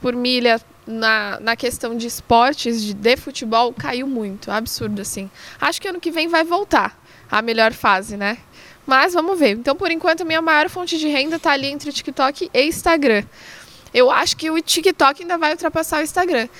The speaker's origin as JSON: {"language": "Portuguese", "region": "São Paulo", "country": "Brazil", "tie": "born or raised there", "said": "numa escolinha que tinha ali na Avenida de Canduva, na zona leste de São Paulo, onde eu cresci"}